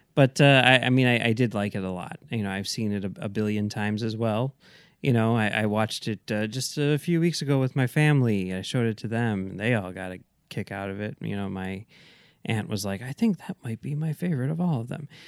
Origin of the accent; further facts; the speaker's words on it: Chicago, Illinois, United States; as a Chicagoan